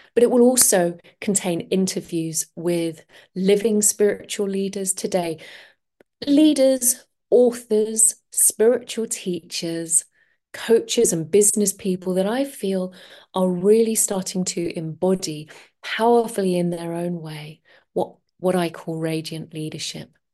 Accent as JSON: {"language": "English", "region": "London", "country": "United Kingdom", "moved": "yes", "said": "I'm from London originally, and I used to work in the corporate world"}